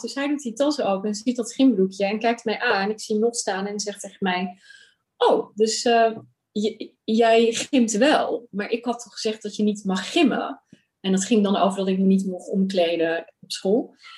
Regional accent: Rotterdam, South Holland, Netherlands; moved away as an adult; also born or lived in Pakistan; now in Amsterdam, Netherlands; ik ben opgegroeid in Rotterdam, geboren in Pakistan. En op mijn derde naar eh, Rotterdam verhuisd

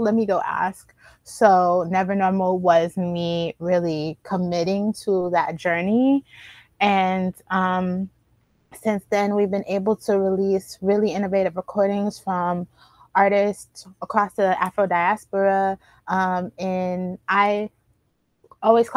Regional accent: Baltimore, Maryland, United States; moved away; also born or lived in Miami / Philadelphia / New York City; I was born in Baltimore

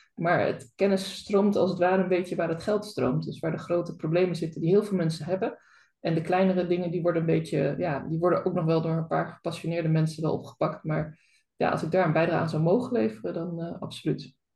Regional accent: Zeeland, Netherlands; ik ben ook Zeeuwse

